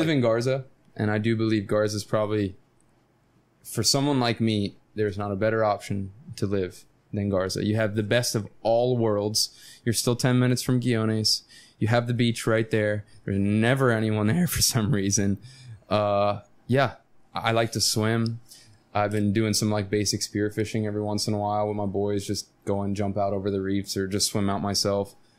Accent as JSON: {"language": "English", "town": "Stuart", "region": "Florida", "country": "United States", "tie": "born or raised there", "moved": "yes", "said": "I grew up in Stuart, Florida, Martin County, Florida, which is a sailfish capital of the world"}